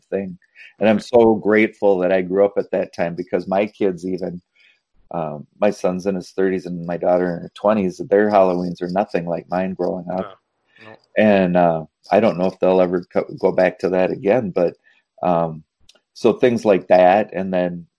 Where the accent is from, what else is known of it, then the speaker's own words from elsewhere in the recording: Minnesota, United States; we're from Minnesota